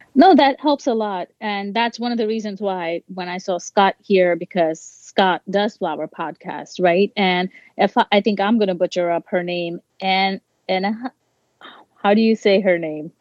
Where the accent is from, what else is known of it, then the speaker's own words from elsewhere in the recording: India; I'm Indian